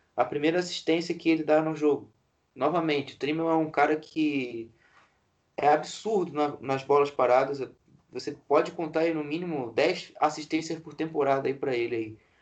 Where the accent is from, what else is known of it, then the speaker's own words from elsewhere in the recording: Brazil; nós brasileiros